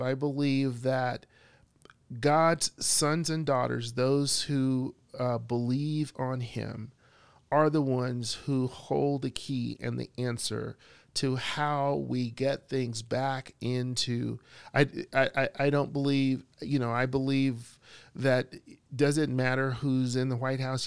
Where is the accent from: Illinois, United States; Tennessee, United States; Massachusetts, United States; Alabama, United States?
Alabama, United States; Bessemer; I was living in Alabama, I was a teenager. I was walking down the street downtown, uh, Bessemer, my hometown